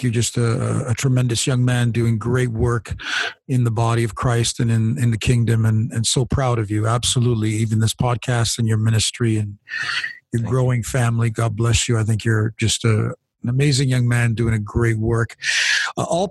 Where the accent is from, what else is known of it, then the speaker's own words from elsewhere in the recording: Canada; My background, by the way, is Italian. My parents are immigrants to this country, but I was born here in Canada.